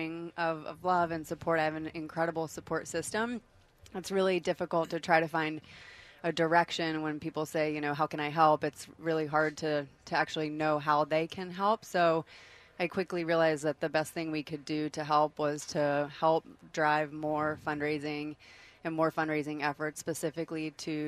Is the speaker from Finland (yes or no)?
yes; Finland; now in Atlanta, United States; both from Finland